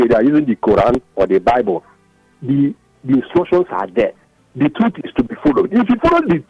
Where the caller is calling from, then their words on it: Ikoyi, Lagos, Nigeria; I'm calling from Ikoyi.